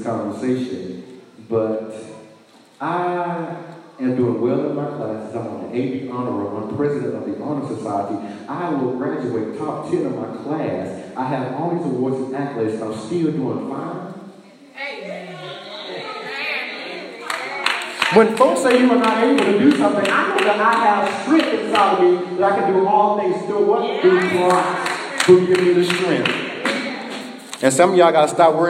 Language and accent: English; Sylacauga, Alabama, United States; my hometown of Sylacauga, Alabama